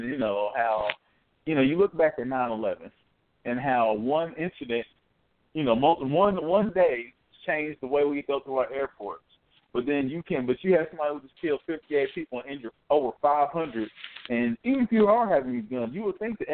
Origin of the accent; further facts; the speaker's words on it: Indiana, United States; we're from Indiana